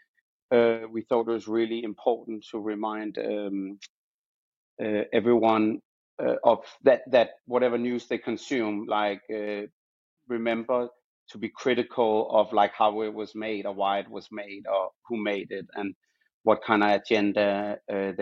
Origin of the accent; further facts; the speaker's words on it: Copenhagen, Capital Region of Denmark, Denmark; moved away as an adult; also born or lived in Amsterdam; now in London, United Kingdom; I studied in Denmark, where I was born and raised in Copenhagen. So, that's where you can hear my accent from.